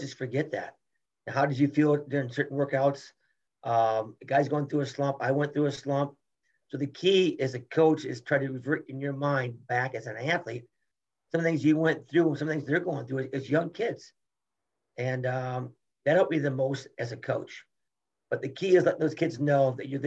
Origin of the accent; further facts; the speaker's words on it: United States; I'm an American